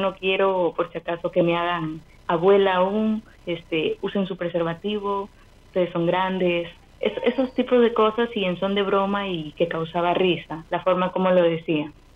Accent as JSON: {"language": "Spanish", "town": "Chimbote", "region": "Ancash", "country": "Peru", "tie": "born or raised there", "said": "nací en Chimbote"}